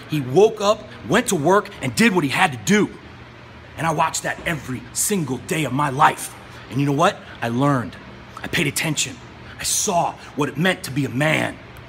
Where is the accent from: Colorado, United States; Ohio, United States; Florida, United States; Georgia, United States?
Ohio, United States; Cleveland; I grew up in Cleveland, Ohio, poor, watching my dad kill himself every day, providing for our family.